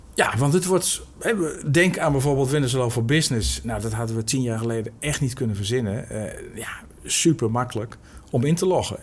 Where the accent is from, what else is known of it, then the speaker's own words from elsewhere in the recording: Netherlands; we als Nederlanders